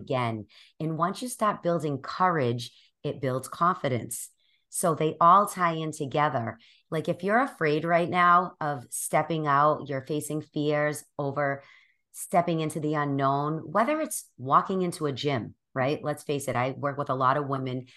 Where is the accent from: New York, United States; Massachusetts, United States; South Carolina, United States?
Massachusetts, United States; Boston; I'm from Boston, which you will notice in a few minutes as I start talking. And I have, I've born and raised here my whole life.